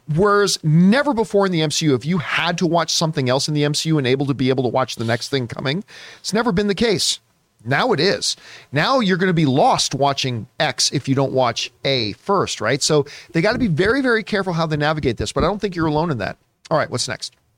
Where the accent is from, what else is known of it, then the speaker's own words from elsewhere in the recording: Canada; as a Canadian